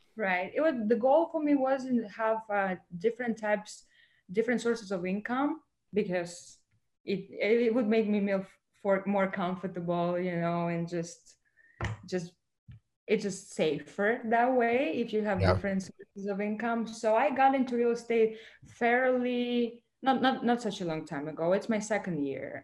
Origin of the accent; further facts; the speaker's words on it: Moscow, Russia; English is a second language; moved away as an adult; also born or lived in Ukraine / Miami, United States; now in United States; I was born in Ukraine, but I went to school in Moscow in Russia because I moved with my family there